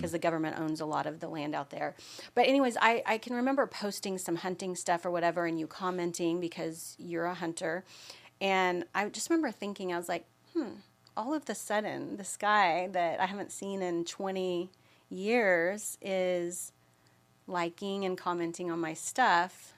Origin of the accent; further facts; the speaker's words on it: Austin, Texas, United States; also born or lived in Dallas, Texas / Allen, Texas; Even though I'm from Austin, I had lived in Dallas or Allen, Texas